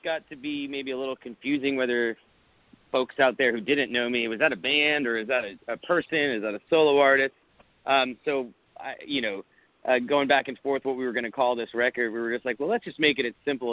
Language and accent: English; South Florida, United States; now in Austin, United States; I grew up in South Florida